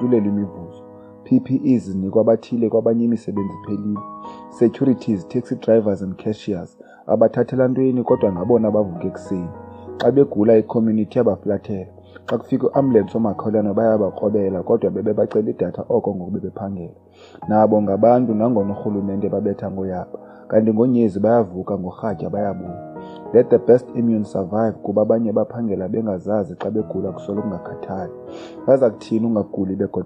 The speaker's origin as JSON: {"language": "English", "town": "King William's Town", "region": "Eastern Cape", "country": "South Africa", "tie": "born or raised there", "moved": "yes", "lives_now": "Cape Town, South Africa", "said": "I was born and bred in the Eastern Cape in a small village called Fort Murray in King Williamstown, but now residing in Cape Town, Delft"}